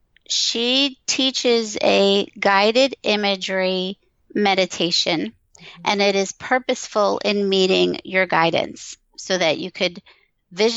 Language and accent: English; Long Island, New York, United States; moved away; also born or lived in Pennsylvania; I grew up in Long Island from a Jewish family